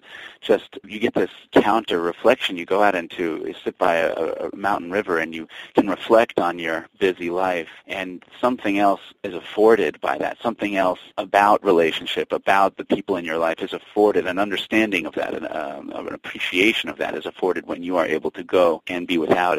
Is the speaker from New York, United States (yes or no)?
yes; New York City, New York, United States; now in Vermont, United States; I was born in 1974 in New York Hospital. Came home to the West Village, to Bethune Street, to the same apartment that my father's living in today.